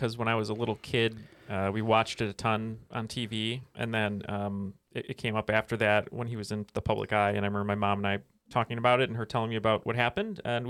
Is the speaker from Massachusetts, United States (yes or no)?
no; New Jersey, United States; accent: New Jersey; That's my New Jersey accent.